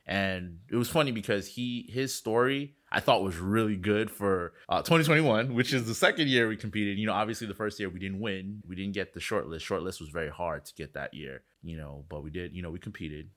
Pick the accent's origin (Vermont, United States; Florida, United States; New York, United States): Florida, United States; Miami; I'm from Miami